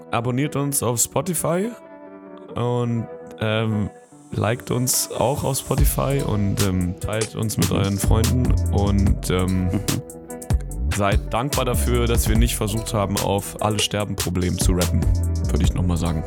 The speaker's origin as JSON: {"language": "German", "country": "Germany", "said": "als Deutscher im Ausland"}